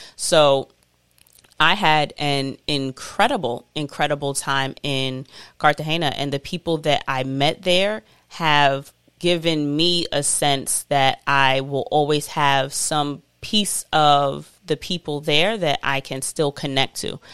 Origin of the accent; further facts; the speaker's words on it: New York City, New York, United States; I'm always repping Queens. I'm always a New Yorker